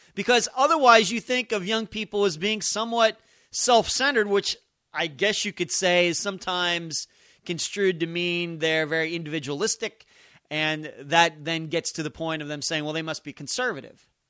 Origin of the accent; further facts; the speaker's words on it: Pennsylvania, United States; moved away as an adult; now in Las Vegas, United States; I'm from Pennsylvania